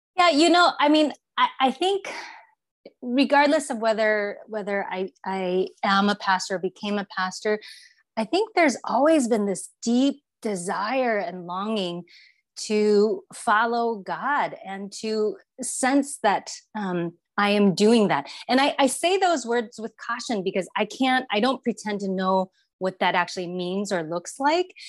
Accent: Taiwan; moved away as an adult; now in Bay Area, United States; I grew up in Taiwan and, and came to the States um, after high school

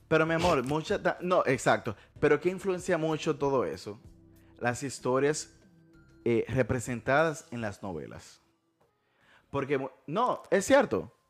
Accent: Dominican Republic; en mi país, la República Dominicana

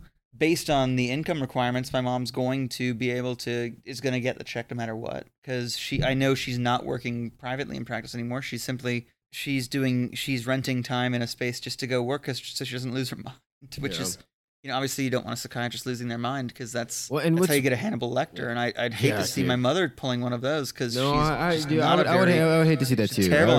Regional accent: New Zealand; I'm also an All Blacks fan, but of course I am. I'm a Kiwi.

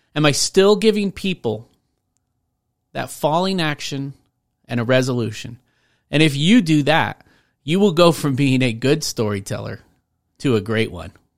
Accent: Rainier, Washington, United States; now in Colorado, United States; I grew up in Washington State in a tiny town called Rainier

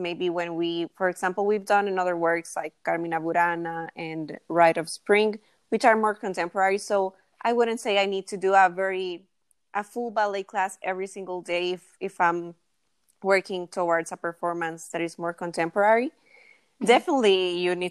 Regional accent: San Salvador, El Salvador; I live in San Salvador, El Salvador, which is where I was born

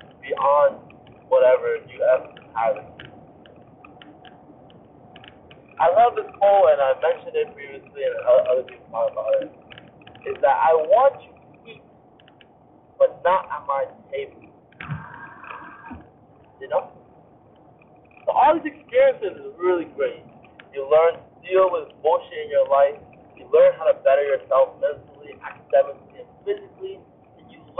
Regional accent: Vietnam; moved away; growing up in Vietnam

